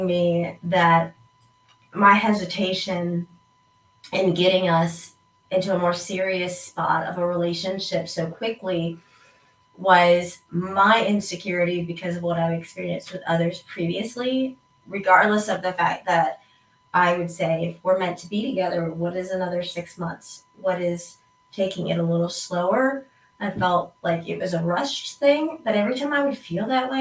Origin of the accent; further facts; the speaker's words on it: East Coast, United States; I am from the East Coast